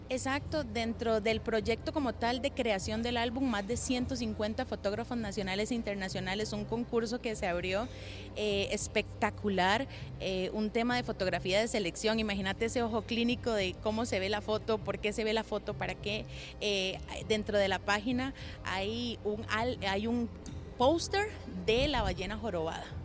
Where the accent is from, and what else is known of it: Costa Rica